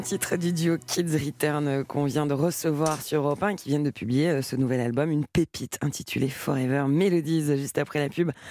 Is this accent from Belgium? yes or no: no; France; à Paris, chez nous, en France.